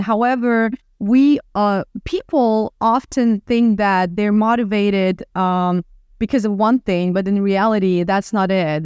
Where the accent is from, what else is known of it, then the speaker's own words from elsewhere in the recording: Odesa, Odesa Oblast, Ukraine; moved away as an adult; now in Miami, United States; I'm originally from Ukraine, from Odessa, the city on the Black Sea